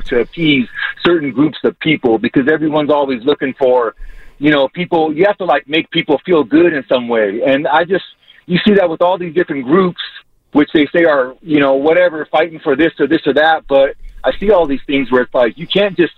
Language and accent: English; South Bay, Bay Area, California, United States; now in Denver, United States; Bay Area native. I grew up in the South Bay